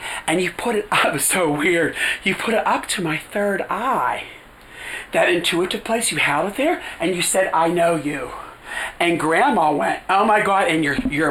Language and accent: English; Pittsburgh, Pennsylvania, United States; moved away; also born or lived in New York / Los Angeles; this area really reminds me of my hometown.